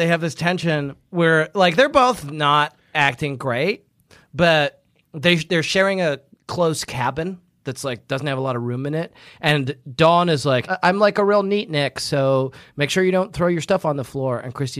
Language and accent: English; New York, United States; Oh, also, I'm from New York.